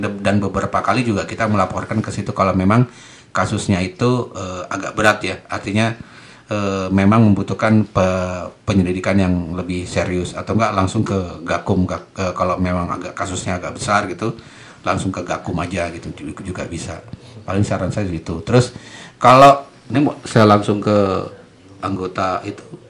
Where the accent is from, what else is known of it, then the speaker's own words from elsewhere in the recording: Java, Indonesia; saya orang Jawa